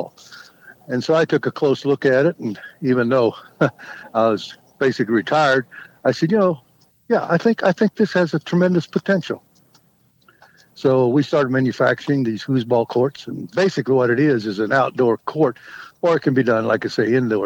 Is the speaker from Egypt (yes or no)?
no; Kansas, United States; now in Colorado, United States; I grew up in Kansas